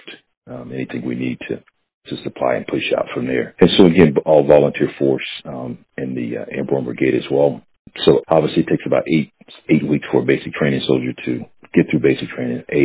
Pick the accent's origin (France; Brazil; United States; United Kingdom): United States; Southern Pines, North Carolina; moved away as an adult; born and raised in Southern Pines, North Carolina